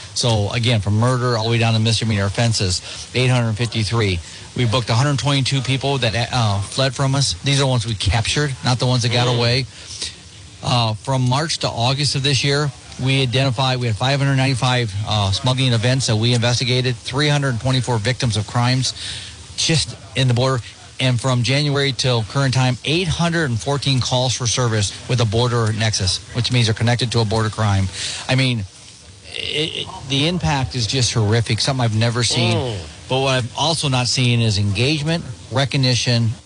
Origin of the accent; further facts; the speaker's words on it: Midwest, United States; moved away as an adult; now in Arizona, United States; I grew up in the Midwest